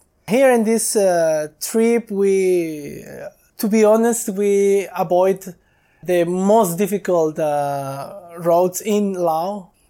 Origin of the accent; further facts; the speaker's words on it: Ensenada, Baja California, Mexico; I'm from Mexico, from Baja California.